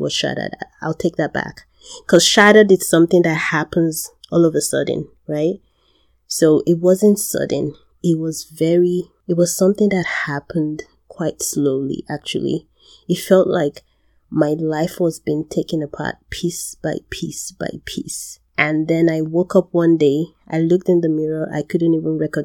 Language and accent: English; Nigeria; I'm from Nigeria.